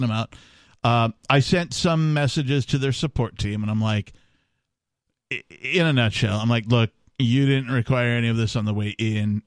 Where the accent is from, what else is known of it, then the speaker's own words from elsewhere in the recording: Wisconsin, United States; I grew up in Wisconsin